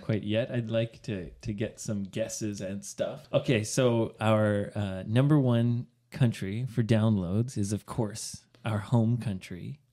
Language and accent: English; Canada; now in Sendai, Japan; my home country